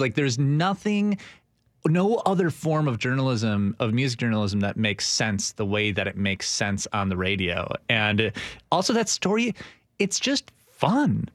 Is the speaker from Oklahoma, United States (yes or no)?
no; Milwaukee, Wisconsin, United States; moved away as an adult; I was born in Milwaukee, Wisconsin, and I worked for a fantastic radio station there